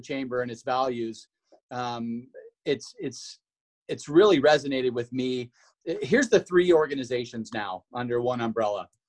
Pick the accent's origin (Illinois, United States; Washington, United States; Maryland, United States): Washington, United States; moved away as an adult; now in Idaho, United States